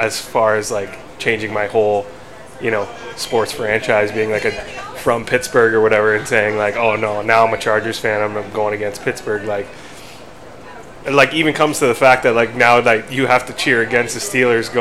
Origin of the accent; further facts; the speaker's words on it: Niagara Falls, Ontario, Canada; I'm born in Buffalo and like, or New York or Niagara Falls, holy smokes, Niagara Falls, Canada, but Buffalo is 20 minutes away